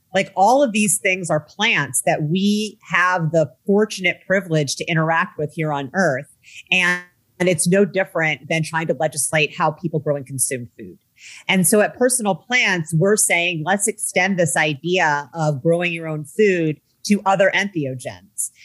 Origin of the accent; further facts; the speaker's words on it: Midwest, United States; I grew up in the Midwest in the 1980s and 90s